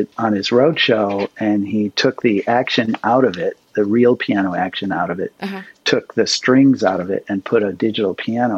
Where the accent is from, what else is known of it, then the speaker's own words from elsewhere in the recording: Connecticut, United States; I grew up in Connecticut